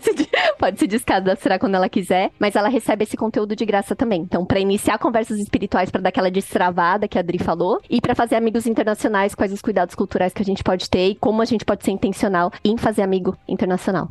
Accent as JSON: {"language": "Portuguese", "country": "Brazil", "said": "nós brasileiros"}